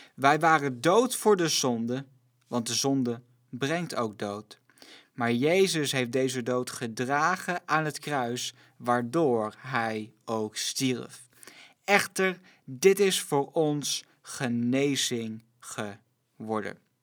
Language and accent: Dutch; Netherlands; als Nederlanders